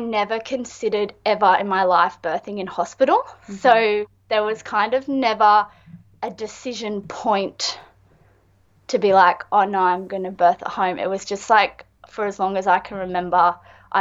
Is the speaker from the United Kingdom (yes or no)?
no; small beach town south of Sydney, New South Wales, Australia; I am an artist from Winuna, which is a small little beach town about an hour and a half south of Sydney.